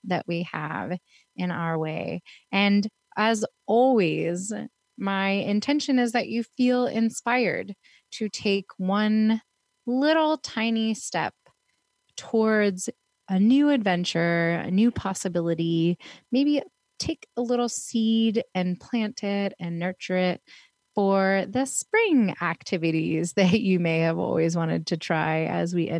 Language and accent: English; Pittsburgh, Pennsylvania, United States; also born or lived in Fort Lauderdale, Florida; now in Portland, United States; I was raised in Pittsburgh